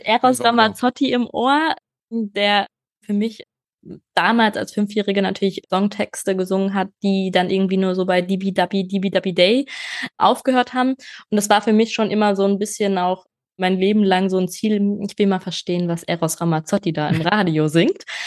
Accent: Germany; first language German; bei uns in Deutschland

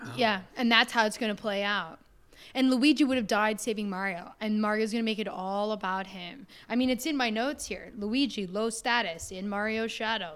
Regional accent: Canada; my home country

